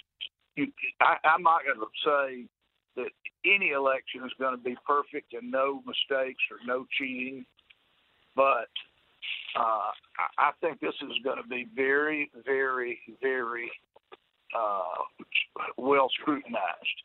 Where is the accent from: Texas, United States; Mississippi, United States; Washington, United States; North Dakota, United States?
Mississippi, United States; I'm from Mississippi. I'm not from here.